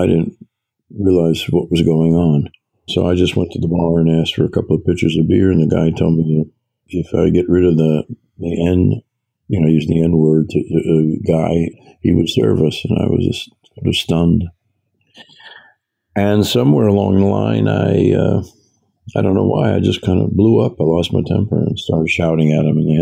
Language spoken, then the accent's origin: English; New York City, New York, United States; I was born in New York City, was raised in New York City and its suburbs